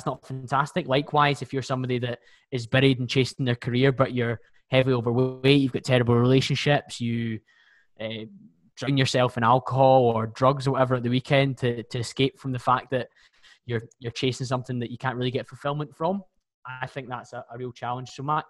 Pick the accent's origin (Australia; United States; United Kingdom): United Kingdom; Bearsden, Scotland; I'm 28 from Bearsden, just outside Glasgow